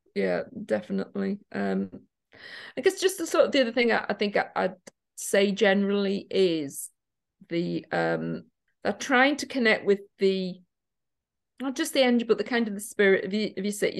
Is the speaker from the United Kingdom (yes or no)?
yes; Newcastle, North East England, United Kingdom; now in Liverpool, United Kingdom; I'm from Newcastle originally.